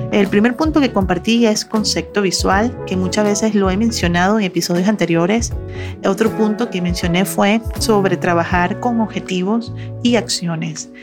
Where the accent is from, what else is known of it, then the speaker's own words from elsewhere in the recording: Venezuela; moved away as an adult; now in Monterrey, Mexico; yo soy venezolana, tengo 15 años en Monterrey, México